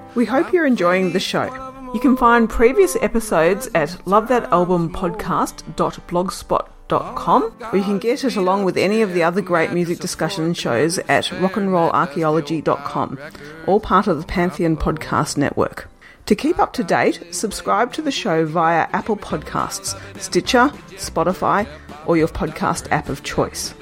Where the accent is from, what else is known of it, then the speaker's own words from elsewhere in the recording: Wollongong, New South Wales, Australia; moved away; I came from Wollongong